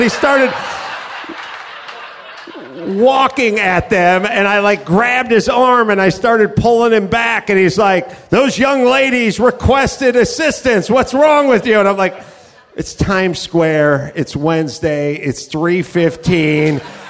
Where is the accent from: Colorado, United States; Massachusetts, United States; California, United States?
California, United States; I'm from California